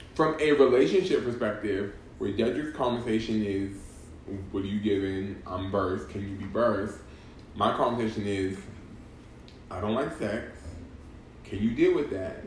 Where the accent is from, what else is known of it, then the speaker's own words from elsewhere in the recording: Boston, Massachusetts, United States; I'm from Boston